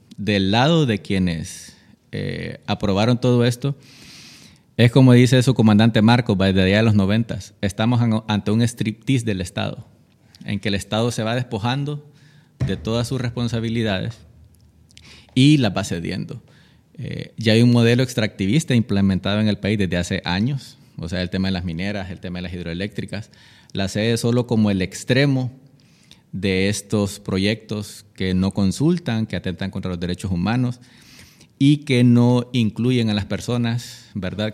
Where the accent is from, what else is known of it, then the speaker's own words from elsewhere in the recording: Roatán, Bay Islands, Honduras; moved away; also born or lived in Tegucigalpa; nací aquí, pero crecí en, en Roatán